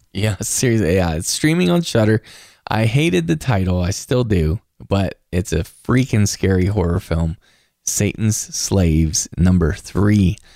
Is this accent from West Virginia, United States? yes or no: yes; West Virginia, United States; moved away; visiting home in West Virginia. I saw it in my hometown theater